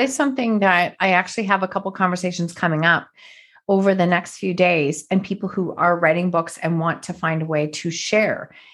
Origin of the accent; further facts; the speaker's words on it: Canada; another fellow Canadian